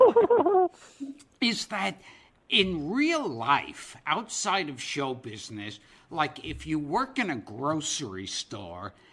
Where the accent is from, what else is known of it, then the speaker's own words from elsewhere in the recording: New York City, New York, United States; I grew up in Brooklyn